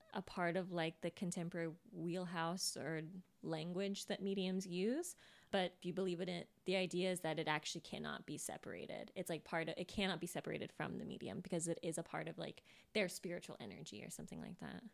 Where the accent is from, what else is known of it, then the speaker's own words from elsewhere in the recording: Sacramento, California, United States; I was born in Sacramento.